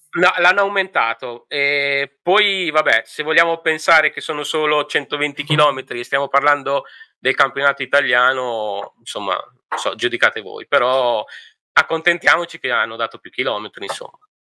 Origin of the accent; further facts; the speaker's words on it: Emilia-Romagna, Italy; io sono emiliano